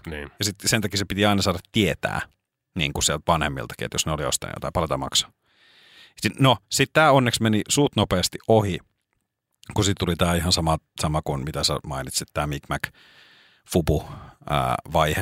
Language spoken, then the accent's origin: Finnish; Espoo, Uusimaa, Finland; jossain vaiheessa nuorempana oli tietyn, meillä päin niin sanotusti, niin oli tietynlainen tyyli